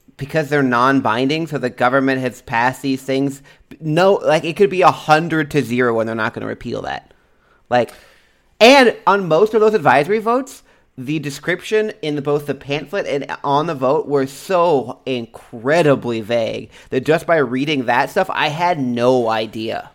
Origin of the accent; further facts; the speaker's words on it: Texas, United States; now in Washington, United States; we're from Texas